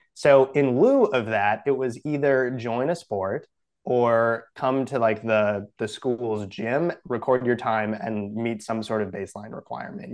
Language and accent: English; Brookfield, Wisconsin, United States; moved away; I'm from Brookfield, Wisconsin originally